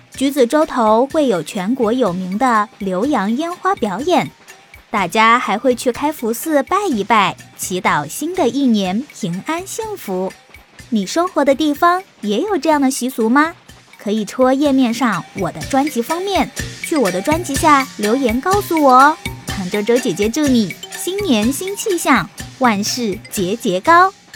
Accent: Changsha, Hunan, China; 咱们长沙人都是吃货

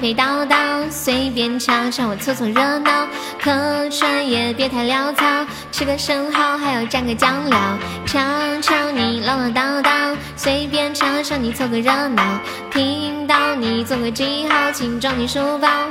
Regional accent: Sichuan, China; accent: Sichuanese; moved away; also born or lived in Shaanxi; 我除了在四川，就是在陕西待的最久了

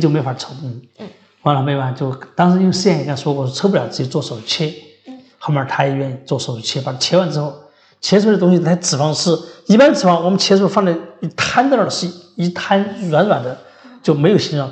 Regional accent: Sichuan, China; 咱们四川人爱吃猪头肉

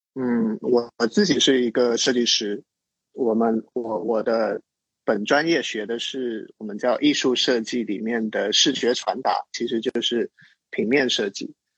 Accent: Zhangzhou, Fujian, China; moved away as an adult; also born or lived in Shanghai; 我就回到我的家乡 福建漳州，在那边治疗了一年

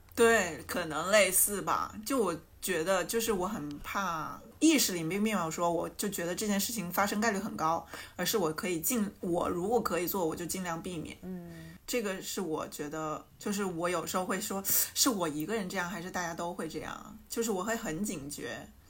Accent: Changsha, Hunan, China; accent: plastic Mandarin; 这是一档由四个长沙别人发起的塑料普通话播客节目

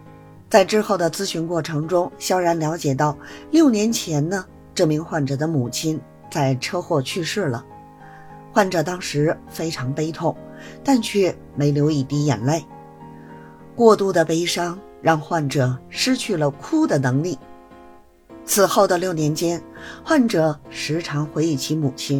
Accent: Beijing, China; Hello，大家好，我是北京的…。

